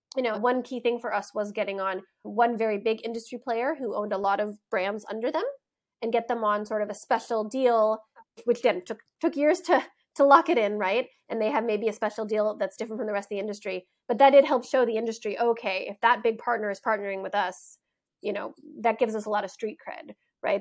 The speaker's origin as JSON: {"language": "English", "country": "United States", "also_born_or_lived": "Berlin", "moved": "as an adult", "said": "being an American"}